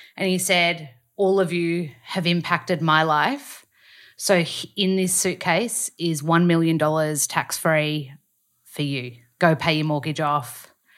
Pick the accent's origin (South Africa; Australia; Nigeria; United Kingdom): Australia; accent: Australian; read sides in my accent so that they can learn the Australian accent